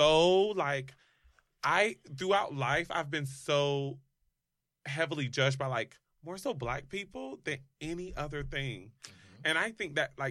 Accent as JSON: {"language": "English", "region": "the South", "country": "United States", "tie": "born or raised there", "also_born_or_lived": "Los Angeles", "moved": "as an adult", "said": "I grew up in the South."}